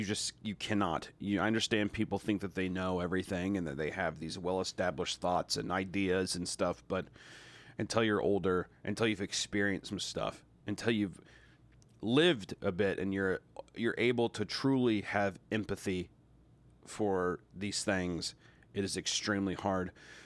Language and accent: English; the Bible Belt, United States; I grew up in the Bible Belt as well.